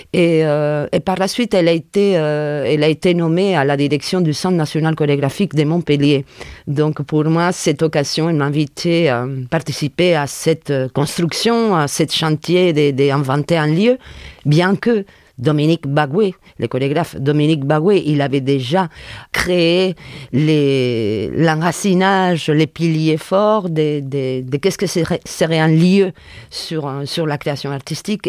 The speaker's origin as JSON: {"language": "French", "town": "Sagunto", "region": "Valencian Community", "country": "Spain", "second_language": "French", "moved": "yes", "lives_now": "France", "said": "Je suis originaire euh, de des Puerto de Sagunto, un port de mer, à 20 km de Valencia, en Espagne."}